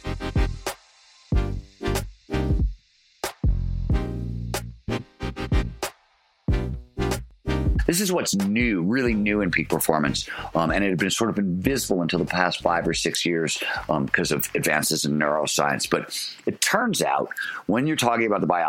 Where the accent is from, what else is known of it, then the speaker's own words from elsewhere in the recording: Cleveland, Ohio, United States; When I was growing up in Cleveland, Ohio